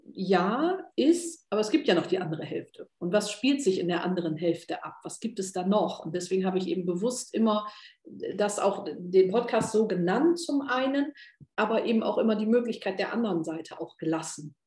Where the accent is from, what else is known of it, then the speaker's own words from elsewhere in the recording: North Sea coast, Northern Germany, Germany; ich bin ja sehr norddeutsch, also ich bin ja direkt an der Küste äh, geboren, an der Nordsee